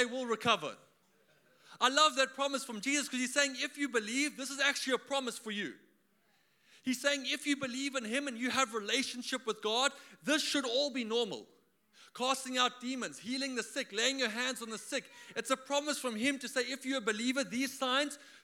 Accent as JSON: {"language": "English", "country": "South Africa", "moved": "yes", "lives_now": "Australia", "said": "I am from South Africa. For all of you who are wondering where that accent is from"}